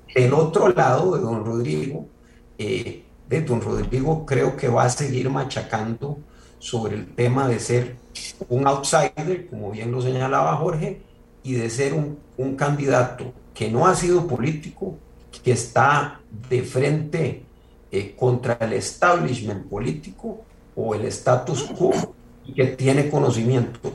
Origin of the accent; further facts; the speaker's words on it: Coronado, San José, Costa Rica; mi pueblo de Coronado